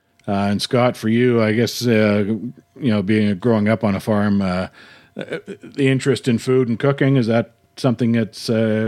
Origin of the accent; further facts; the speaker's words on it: Winnipeg, Manitoba, Canada; now in Calgary, Canada; I grew up in Winnipeg. I've lived in Calgary the last 26 years or so.